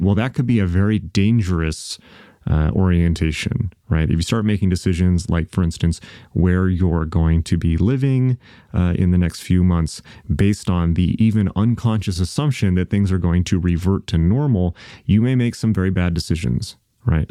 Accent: United States; I'm an American

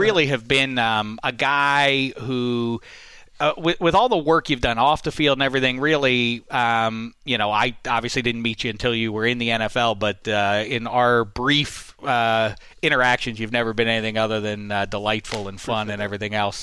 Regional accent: Pittsburgh, Pennsylvania, United States; my hometown, Pittsburgh

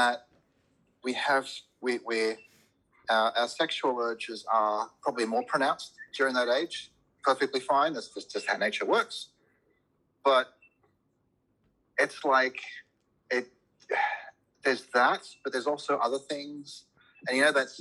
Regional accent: Cincinnati, Ohio, United States; also born or lived in Lebanon; now in Australia; I was born in Lebanon, but we moved to America actually not long after I was born. And so I grew up in the Midwest in Cincinnati.

